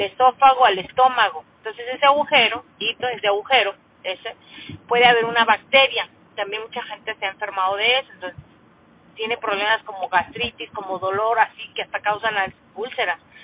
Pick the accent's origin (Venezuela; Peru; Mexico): Mexico; como mexicana que soy